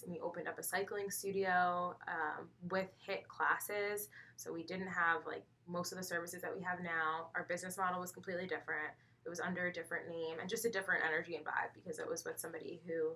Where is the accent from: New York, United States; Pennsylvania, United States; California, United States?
New York, United States; Northern Westchester; I grew up in Northern Westchester, so I was born and raised, and that's where I'm still located